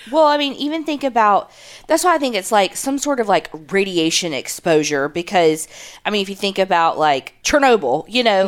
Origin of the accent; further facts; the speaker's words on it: the South, United States; we grew up in the South.